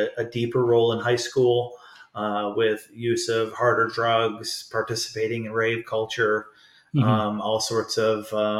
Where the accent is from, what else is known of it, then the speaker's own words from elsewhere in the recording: Lansing, Michigan, United States; now in California, United States; I am originally from the great state of Michigan. I'm from the Lansing, East Lansing area of Michigan, which is the capital city.